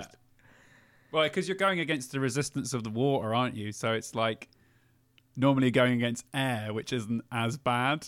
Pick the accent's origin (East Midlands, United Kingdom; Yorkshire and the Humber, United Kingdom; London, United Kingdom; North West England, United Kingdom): London, United Kingdom; now in Cheltenham, United Kingdom; I am from London originally, and I miss Camden every week